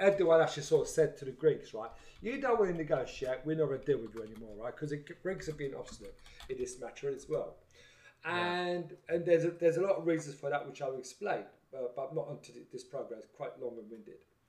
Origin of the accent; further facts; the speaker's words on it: Kyrenia, Kyrenia District, Cyprus; moved away; I'm from Kyrenia.